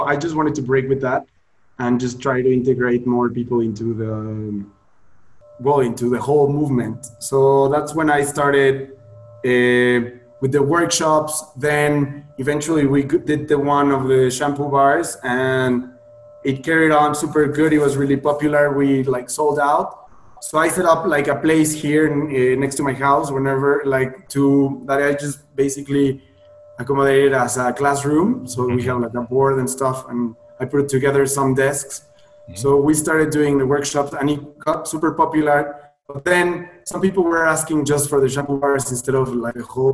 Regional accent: Puebla, Mexico; moved away as an adult; also born or lived in Playa del Carmen, Mexico / Sydney, Australia; I decided to come back to Mexico to my hometown, Puebla

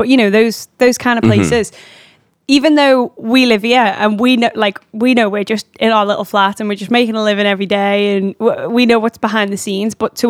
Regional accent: England, United Kingdom; We're so English about it.

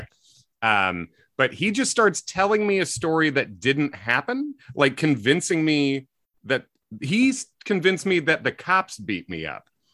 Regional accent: Midwest, United States; I'm a white guy from the Midwest who grew up in the nineties

